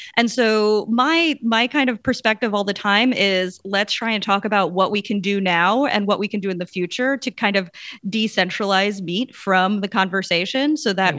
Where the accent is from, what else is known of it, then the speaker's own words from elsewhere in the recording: Long Island, Suffolk County, New York, United States; I grew up on Long Island in Suffolk County